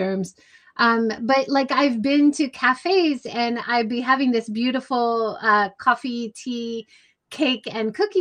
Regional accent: Hawaii, United States; I grew up in Hawaii.

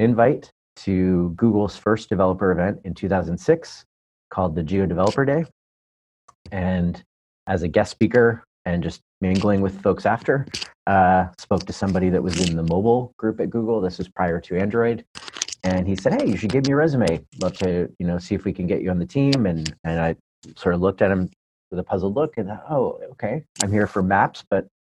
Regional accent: Southern Ontario, Canada; moved away as an adult; now in Palo Alto, United States; I hail from Southern Ontario, Canada, originally from Canada

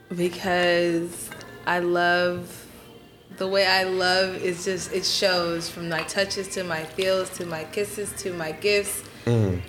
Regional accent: Atlanta, Georgia, United States; moved away as an adult; also born or lived in Washington, D.C. / Guyana; now in Houston, United States; I grew up in Atlanta

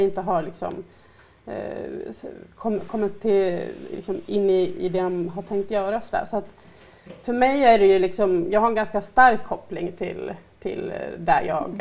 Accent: Sandviken, Gävleborg County, Sweden; moved away as an adult; now in Stockholm, Sweden; jag är ju från Sandviken från början och jag har ju hela min familj boende där. Och jag var ju en som, en som blev kvar egentligen för att jag eh, bodde ju där tills jag var 23

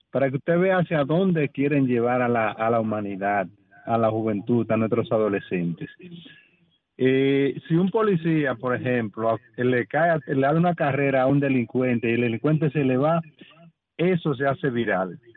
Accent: Dominican Republic; nosotros como pueblo dominicano tenemos dos formas, nosotros los dominicanos de resolver esta situación

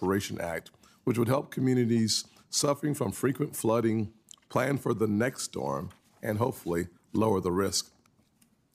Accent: South Carolina, United States; my home state

